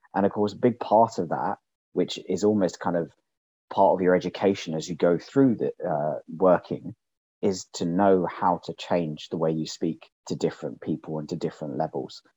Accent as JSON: {"language": "English", "region": "London", "country": "United Kingdom", "tie": "born or raised there", "said": "because I stayed in London"}